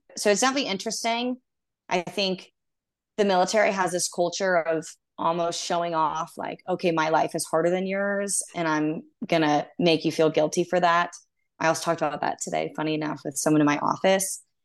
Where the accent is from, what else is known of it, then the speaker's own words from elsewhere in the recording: Texas, United States; moved away; I'm originally from Texas